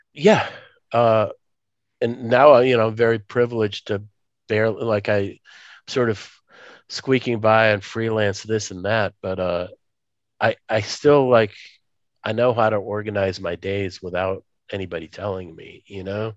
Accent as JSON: {"language": "English", "region": "Moscow", "country": "Russia", "tie": "born or raised there", "moved": "yes", "said": "I was born in Moscow, USSR, but I can't go back there because that place doesn't exist."}